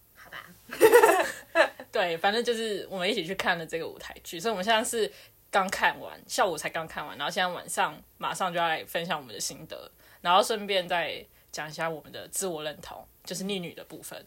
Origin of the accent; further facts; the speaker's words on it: Taiwan; 我就是台湾人